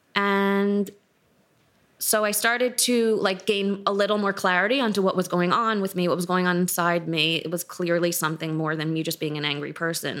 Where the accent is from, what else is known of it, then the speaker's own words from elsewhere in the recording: New York City, New York, United States; I grew up in New York City, in Manhattan